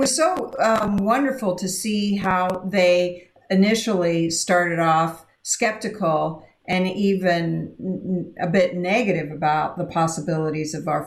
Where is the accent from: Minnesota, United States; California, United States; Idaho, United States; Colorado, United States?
Idaho, United States; I grew up in Idaho, and we didn't have, we just had white people in my hometown